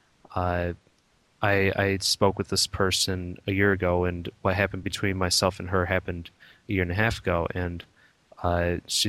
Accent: United States; I'm basically an American mutt, Irish, Spanish, German

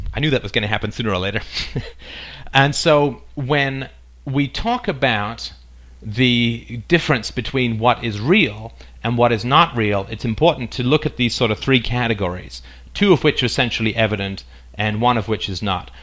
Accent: England, United Kingdom; also born or lived in Ireland / South Africa; now in Canada; I currently live in Canada. I was born in Ireland. I grew up in England. I spent a little time in South Africa. Then I moved to Canada

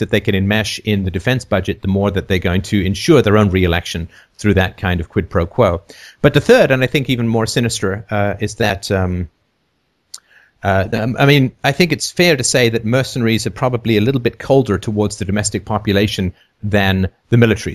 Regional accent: London, United Kingdom; also born or lived in Athlone, Ireland / near Toronto, Canada; now in Toronto, Canada; I lived in, in London for my, my child, most of my childhood

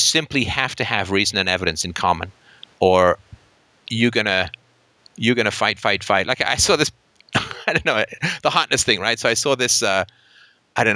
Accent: United Kingdom; I'm British and grew up with an anxious childhood

